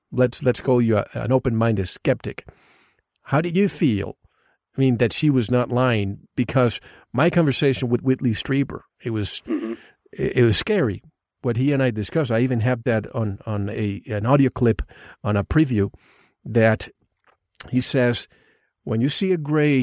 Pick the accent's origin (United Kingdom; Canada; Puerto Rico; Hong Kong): Puerto Rico; moved away; I grew up in the Caribbean, so they call it one of the corners of the Bermuda Triangle.